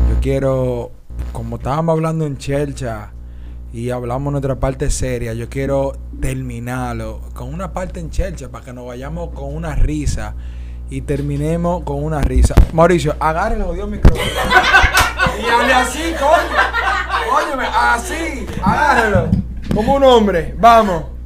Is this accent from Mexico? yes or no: no; Dominican Republic; Porque somos dominicanos